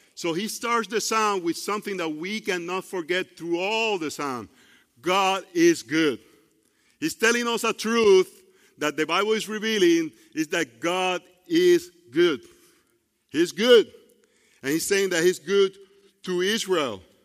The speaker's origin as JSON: {"language": "English", "country": "Puerto Rico", "tie": "born or raised there", "second_language": "English", "moved": "yes", "lives_now": "United States", "said": "I grew up in Puerto Rico"}